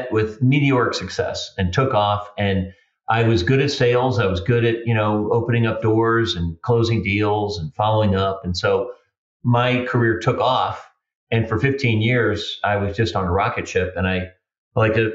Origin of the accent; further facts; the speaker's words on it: St. Louis, Missouri, United States; I grew up on the south side of St. Louis, relatively low income